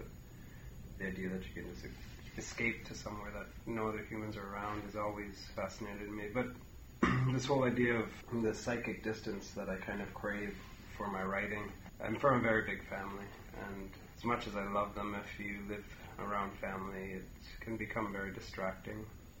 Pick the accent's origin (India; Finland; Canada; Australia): Canada; now in New Orleans, United States; I live in New Orleans, but I'm Canadian